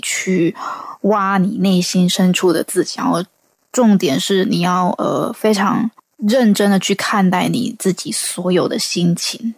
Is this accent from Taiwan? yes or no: yes; Taiwan; 来自台湾的创作歌手